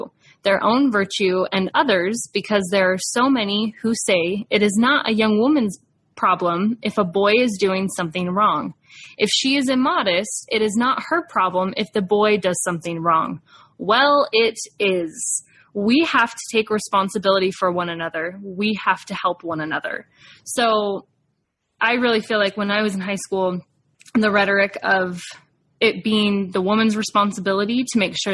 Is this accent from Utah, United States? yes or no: yes; Provo, Utah, United States; I was growing up in Provo, Utah in the 90s